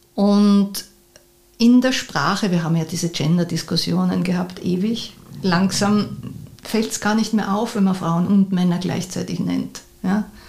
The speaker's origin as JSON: {"language": "German", "region": "Vienna", "country": "Austria", "tie": "born or raised there", "said": "Ich bin in Mauer aufgewachsen und das war prachtvoll, weil der Wienerwald ist in der Nähe"}